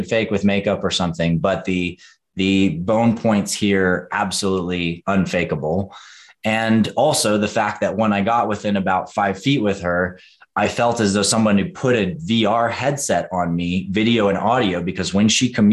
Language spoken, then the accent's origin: English; Western North Carolina, United States; I grew up in Western North Carolina